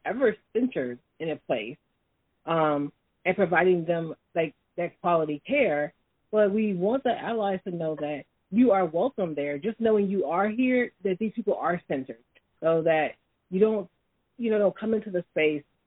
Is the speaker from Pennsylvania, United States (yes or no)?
no; Chicago, Illinois, United States; also born or lived in Holland, Michigan; now in Lansing, United States; I am originally from Chicago